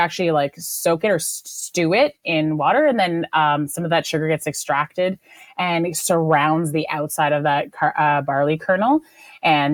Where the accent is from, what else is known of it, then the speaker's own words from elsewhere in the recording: Malaysia; moved away; I grew up in Asia, and I grew up in Malaysia